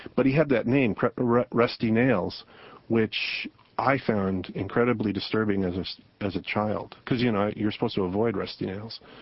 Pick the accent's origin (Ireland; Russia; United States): United States; Portland, Oregon; a TV show clown that who I grew up with in Portland, Oregon